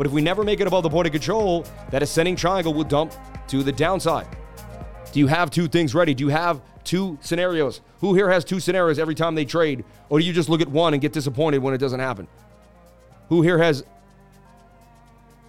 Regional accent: Massachusetts, United States; I was from Massachusetts

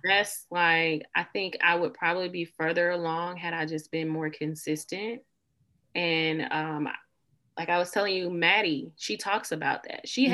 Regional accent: the South, United States; I say y'all a lot in real life. I'm from the South

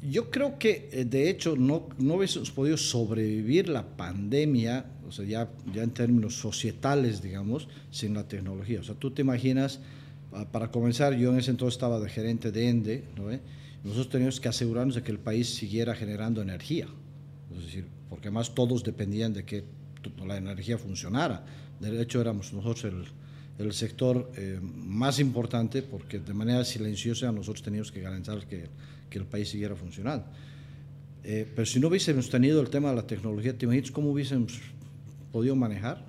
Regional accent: Cochabamba, Bolivia; moved away as an adult; also born or lived in Mexico; Soy un cochabambino, eh, estoy casado, tengo tres hijos, hijo de una punateña y de un, de un libanés

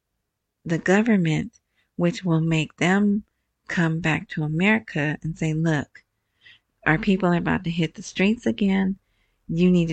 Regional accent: United States; I'm American

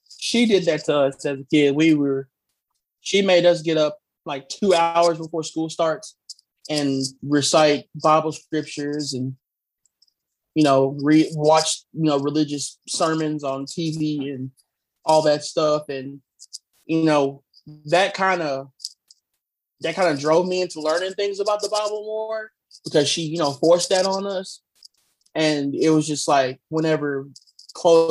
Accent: the South, United States; moved away; I grew up in, you know, growing up in the South

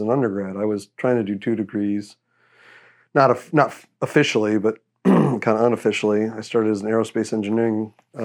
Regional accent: Texas, United States; moved away as an adult; I'm from Texas, not originally, but this is where I grew up most of my life

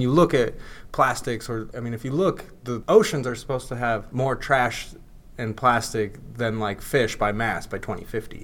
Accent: North Idaho, United States; also born or lived in Pocatello; I'm from North Idaho, and I moved back here

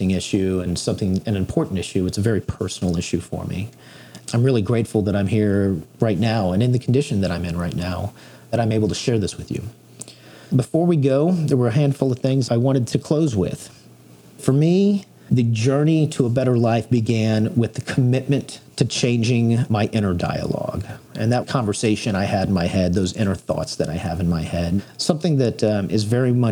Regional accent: Texas, United States; I was born and raised here in Texas

